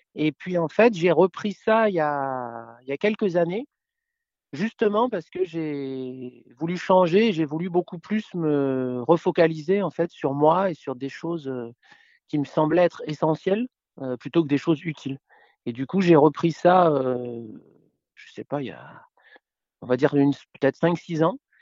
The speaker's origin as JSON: {"language": "French", "town": "Paris", "region": "Île-de-France", "country": "France", "tie": "born or raised there", "moved": "yes", "lives_now": "Gulf of Saint-Tropez, France", "said": "Je suis né à Paris, euh, et j'ai quarante-cinq ans. Et j'habite maintenant dans le sud de la France, euh, dans le golfe de Saint-Tropez"}